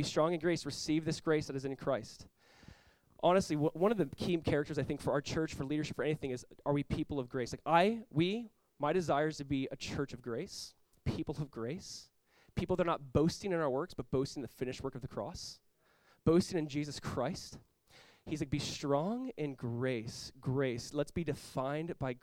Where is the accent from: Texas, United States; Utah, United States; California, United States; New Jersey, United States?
California, United States; Southern; when I was like 18 years old, growing up in Southern California, I was a part of Calvary Chapel Costa Mesa.